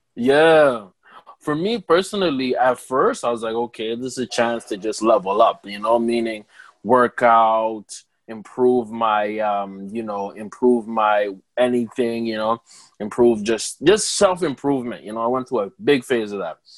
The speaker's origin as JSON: {"language": "English", "country": "Rwanda", "said": "as an African Rwandese person"}